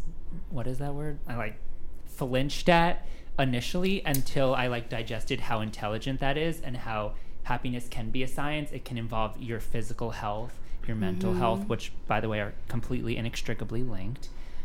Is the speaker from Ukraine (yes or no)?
no; New Jersey, United States; Yeah, yeah, yeah. I'm from New Jersey.